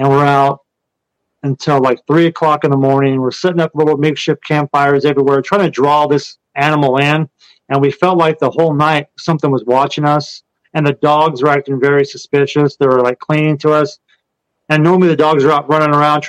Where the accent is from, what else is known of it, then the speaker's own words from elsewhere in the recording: Kansas, United States; moved away; I'm from Kansas and grew up on a farm where we had horses